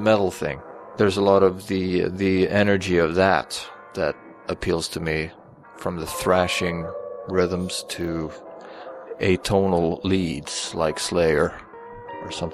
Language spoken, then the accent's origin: English; Sweden; moved away as an adult; I grew up in Sweden and only moved here in 2000.